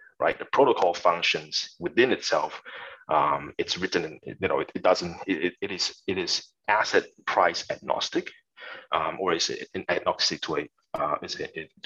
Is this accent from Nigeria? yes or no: no; Malaysia; moved away as an adult; also born or lived in Singapore; now in Australia; So I was born and I grew up in Malaysia, and I went to Singapore to study and also worked there for a few years